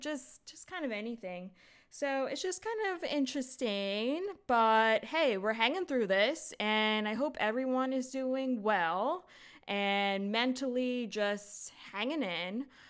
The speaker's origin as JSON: {"language": "English", "country": "United States", "said": "we're all American"}